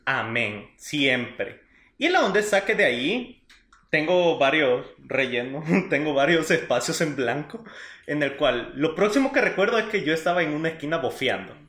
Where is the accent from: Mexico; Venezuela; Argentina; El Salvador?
El Salvador; somos del Salvador todos